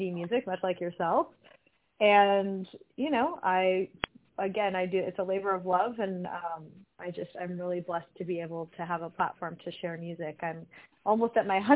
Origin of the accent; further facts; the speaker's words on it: California, United States; moved away as an adult; also born or lived in Brooklyn, New York; I was born and raised in California